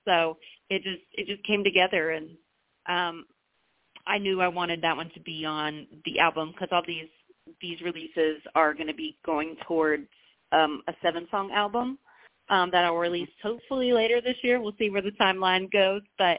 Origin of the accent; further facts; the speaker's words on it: North Carolina, United States; moved away; I have a North Carolina show in my hometown